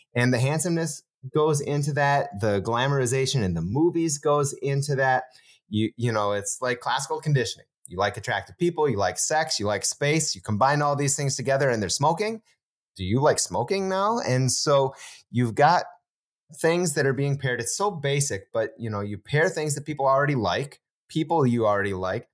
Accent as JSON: {"language": "English", "region": "Wisconsin", "country": "United States"}